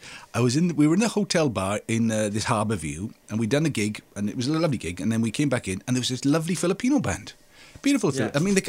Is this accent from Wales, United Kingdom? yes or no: yes; Swansea, Wales, United Kingdom; there was four of us from Swansea there.